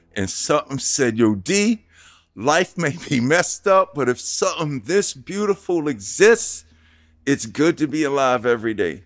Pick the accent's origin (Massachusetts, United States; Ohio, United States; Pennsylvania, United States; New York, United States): New York, United States; New York City; moved away; also born or lived in New Jersey; from Hollis, Queens, New York.